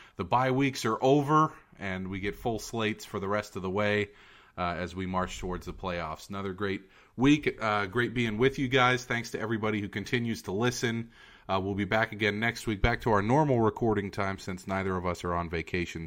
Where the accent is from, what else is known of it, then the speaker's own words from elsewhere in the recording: Fremont, California, United States; I come from Niles in Fremont